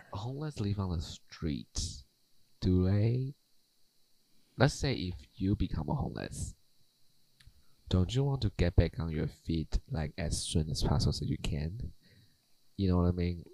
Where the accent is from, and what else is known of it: Taiwan